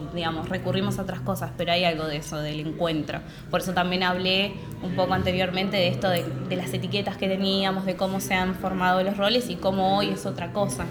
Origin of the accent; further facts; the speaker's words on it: Santa Fe, Argentina; moved away; also born or lived in Buenos Aires; yo soy del interior, yo soy de Santa Fe